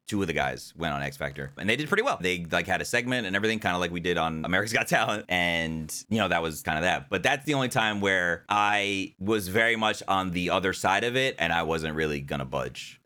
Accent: New Jersey, United States; I was born in New Jersey. I grew up there

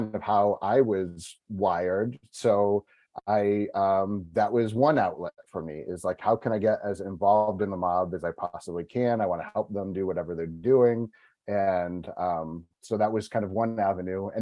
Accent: New England, United States; moved away as an adult; also born or lived in Michigan / Tampa Bay area, Florida; now in Tampa, United States; I grew up in New England originally, moved down here about 18 years ago.

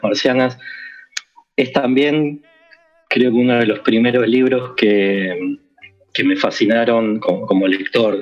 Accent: Quilmes, Buenos Aires Province, Argentina; yo soy de Quilmes

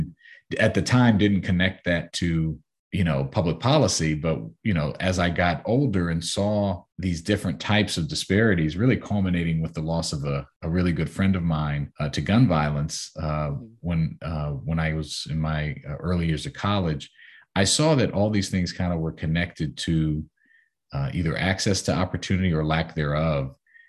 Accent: Silver Spring, Maryland, United States; You know, growing up in the Silver Spring area, obviously, you know exactly where my mom worked and my stepdad worked.

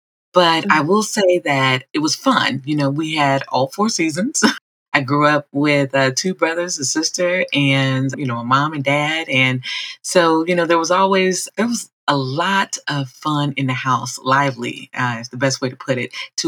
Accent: Chicago, Illinois, United States; First of all, shout out to Chi-Town.

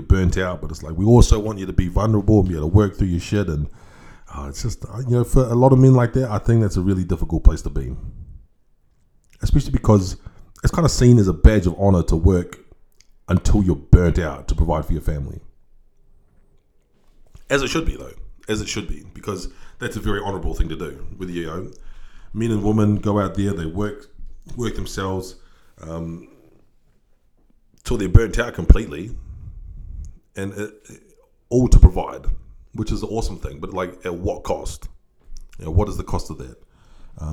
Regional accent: New Zealand; growing up in New Zealand, if you had like a relatively good upbringing, which I did

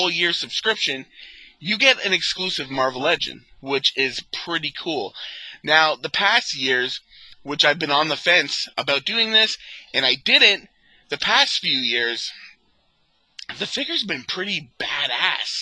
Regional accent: Canada; being a Canadian collector

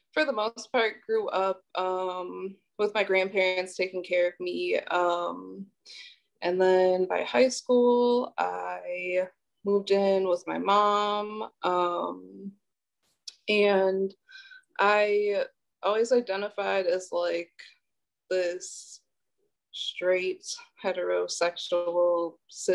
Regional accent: Milwaukee, Wisconsin, United States; also born or lived in Illinois; I was actually born in Illinois, and I kind of grew up like back and forth between there and Milwaukee. But I went to school in Milwaukee and like spent most of my time in Milwaukee

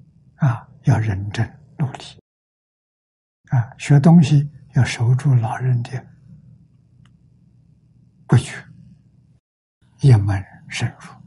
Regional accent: China; 身为中国人，

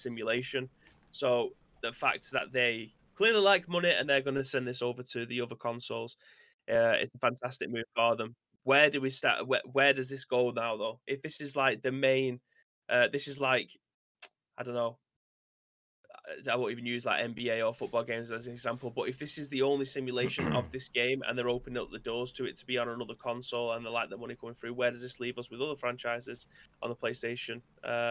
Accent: United Kingdom; I'm British

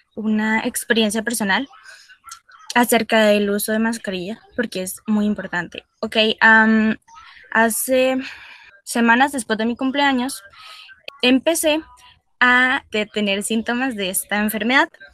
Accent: Costa Rica; nosotros como costarricenses

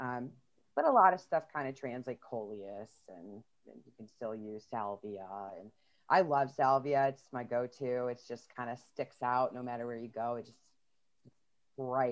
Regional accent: Buffalo, New York, United States; also born or lived in Florida; When I was growing up in Buffalo

